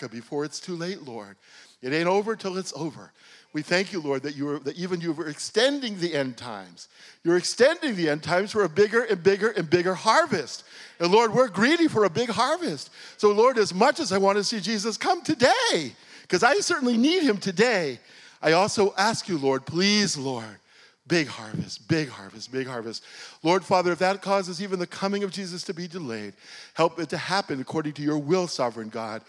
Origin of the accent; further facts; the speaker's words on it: Jerusalem, Jerusalem District, Israel; in Jerusalem, in my hometown